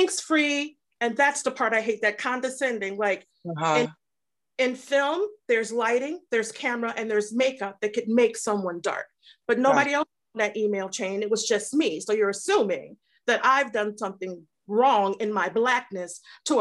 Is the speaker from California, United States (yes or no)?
no; Detroit, Michigan, United States; I grew up in Detroit, so I'm from a whole different climate